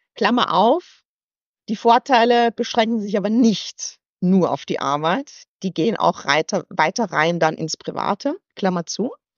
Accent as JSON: {"language": "German", "town": "Weiz", "region": "Styria", "country": "Austria", "tie": "born or raised there", "also_born_or_lived": "United States", "accent": "halb österreichisch", "moved": "as an adult", "lives_now": "Hamburg, Germany", "said": "Ich bin, äh, ich bin Steirerin. Ich komme aus Weiz, 10.000 Einwohner und bin irgendwie mhm. ganz behütet, glaube ich, aufgewachsen."}